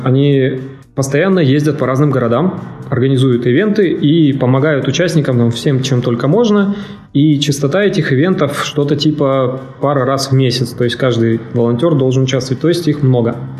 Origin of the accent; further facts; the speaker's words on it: Siberia, Russia; я вообще из Сибири